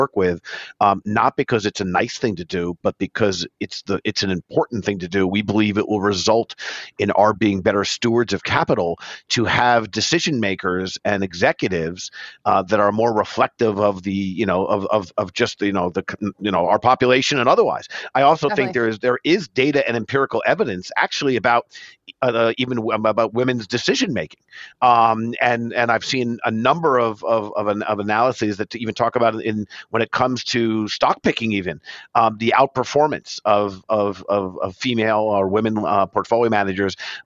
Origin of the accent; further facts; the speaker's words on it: New York, United States; native New Yorkers